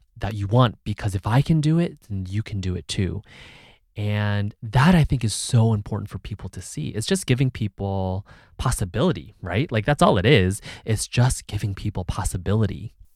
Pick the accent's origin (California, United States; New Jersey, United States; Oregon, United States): California, United States; Bay Area; was also born in the Bay Area, born and raised in the Bay Area